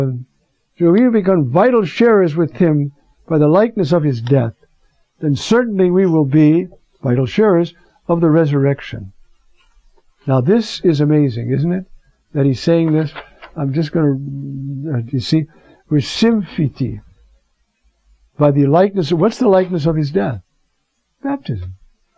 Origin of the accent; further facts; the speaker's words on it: New York, United States; I'm a New Yorker. When I was young, I used to work in a department store in New York